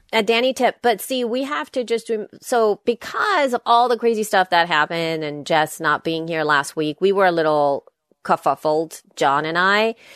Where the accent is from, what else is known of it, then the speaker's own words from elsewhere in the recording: El Salvador; English is a second language; moved away; I'm from El Salvador. I, English is my second language.